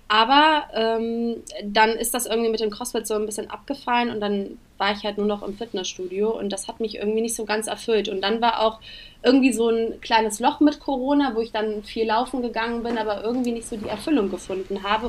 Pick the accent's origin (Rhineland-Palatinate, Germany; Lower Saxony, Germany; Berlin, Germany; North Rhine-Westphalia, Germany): North Rhine-Westphalia, Germany; Königswinter; moved away as an adult; now in Cologne, Germany; ich komme ursprünglich aus Königswinter, das ist ähm, aber ganz in der Nähe, das ist bei Bonn und äh, lebe jetzt seit ungefähr sechs Jahren in Köln